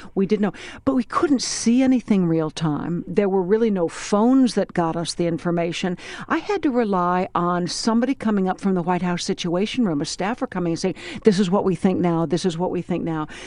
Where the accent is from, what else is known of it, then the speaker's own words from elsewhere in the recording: Washington, District of Columbia, United States; I am an American, I'm a citizen, I'm a voter, I'm a mom, I'm a resident of Washington, D C